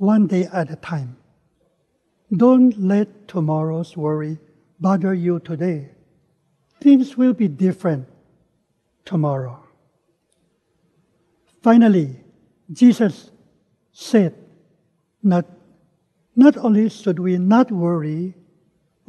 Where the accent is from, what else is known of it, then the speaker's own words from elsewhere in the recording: Philippines; moved away as an adult; also born or lived in Manila / Dallas; growing up in the Philippines